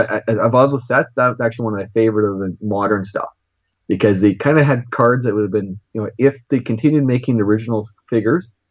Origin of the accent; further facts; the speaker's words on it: Canada; also born or lived in Regina, Saskatchewan / Moose Jaw, Saskatchewan; I'm Canadian.